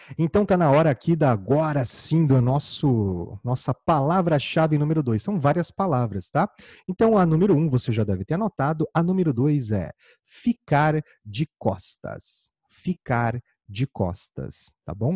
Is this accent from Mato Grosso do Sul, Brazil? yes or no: yes; Campo Grande, Mato Grosso do Sul, Brazil; eu sou natural de Campo Grande, no Mato Grosso do Sul.